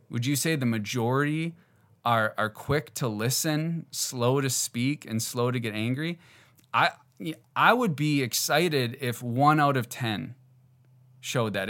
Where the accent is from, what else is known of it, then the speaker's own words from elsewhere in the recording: Northeast Wisconsin, United States; I grew up in Northeast Wisconsin